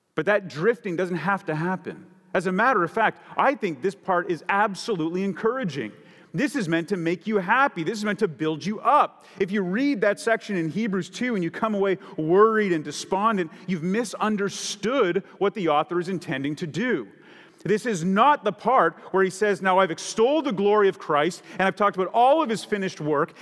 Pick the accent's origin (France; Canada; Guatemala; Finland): Canada; now in San Diego, United States; I grew up in Canada